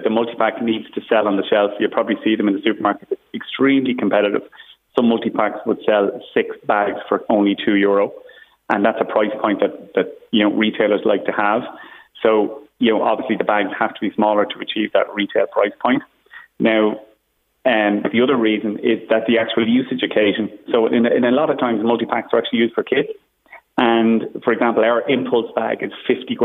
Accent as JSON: {"language": "English", "country": "Ireland", "said": "as the Irish as a population"}